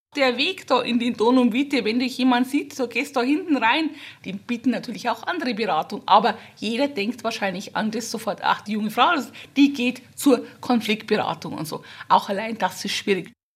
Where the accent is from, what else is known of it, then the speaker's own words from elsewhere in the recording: Ampfing, Bavaria, Germany; Ich komme aus Ampfing, das ist im Herzen von Oberbayern, in Altbayern, das ist im Landkreis Mühldorf, im Wahlkreis Altötting.